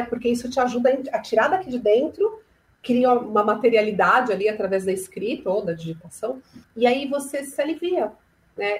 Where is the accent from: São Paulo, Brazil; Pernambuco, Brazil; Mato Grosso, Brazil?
São Paulo, Brazil; sou de São Paulo